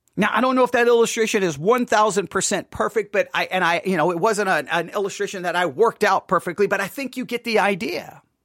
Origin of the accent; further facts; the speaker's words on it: Buffalo Gap, Texas, United States; I grew up in Buffalo Gap, Texas